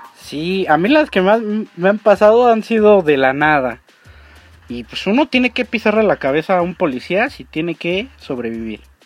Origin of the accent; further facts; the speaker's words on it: Mexico; como buen mexicano